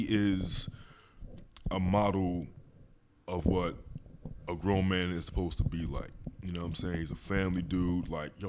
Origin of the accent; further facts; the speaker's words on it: Philadelphia, Pennsylvania, United States; He's not like one of you weirdos out there where I'm from Philadelphia, but you're a Dallas fan for no reason.